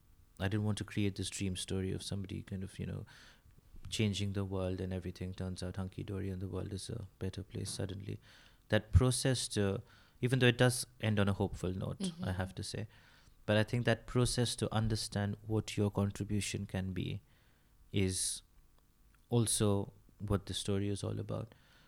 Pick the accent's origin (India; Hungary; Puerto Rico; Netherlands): India; first language Bengali; English is a second language; I probably pull out something in my mother tongue.